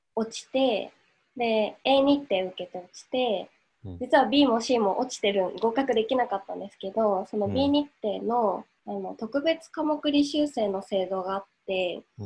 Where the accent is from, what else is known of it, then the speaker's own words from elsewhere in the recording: Hokkaido, Japan; moved away as an adult; now in Akita, Japan; 私は出身は北海道なんですけどえー、っと AIU 入学をきっかけに秋田に来て卒業後も、え今年の3月に卒業して今も秋田に住んでいます